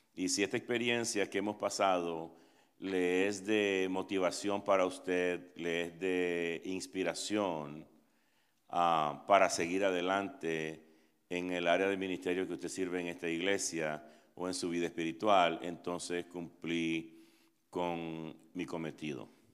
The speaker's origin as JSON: {"language": "Spanish", "country": "Nicaragua", "moved": "yes", "lives_now": "Atlanta, United States", "said": "soy nicaragüense, tengo 27 años de vivir en Estados Unidos"}